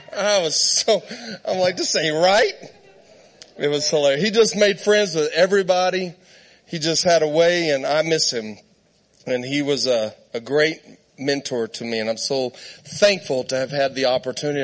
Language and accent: English; Southern Arizona, United States; moved away as an adult; also born or lived in Texas / Great Falls, Montana; I was born in Texas, raised in Southern Arizona. I, I'm at, like, I lived outside of Tombstone, Arizona